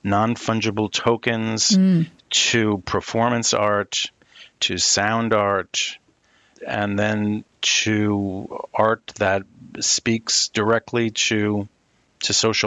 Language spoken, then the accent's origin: English; Northeast, United States; moved away as an adult; also born or lived in Syracuse / Europe / Midwest; someone who is born and bred in the Northeast and come from a long line of city people. You know, my family on both sides, half from Boston, half from New York City, we're city folk